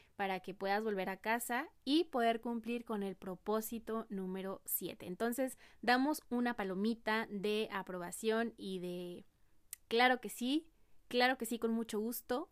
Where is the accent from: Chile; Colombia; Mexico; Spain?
Mexico; como mexicanos no tenemos ese hábito eh, de ahorrar